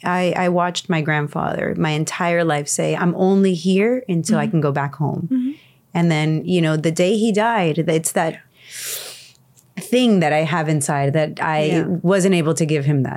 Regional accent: Miami, Florida, United States; born there; No, I was born in Miami.

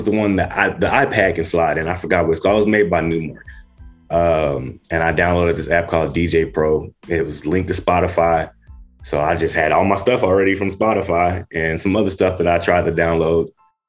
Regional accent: Dallas, Texas, United States; moved away as an adult; also born or lived in Magnolia, Arkansas; now in Los Angeles County, United States; I'm originally from Magnolia, Arkansas. That's where I was born at, but I was raised in Dallas, Texas.

